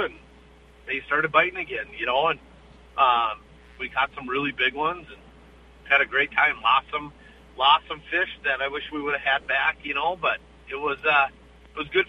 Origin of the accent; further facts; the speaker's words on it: Bemidji, Minnesota, United States; I grew up on Lake Bemidji fishing those things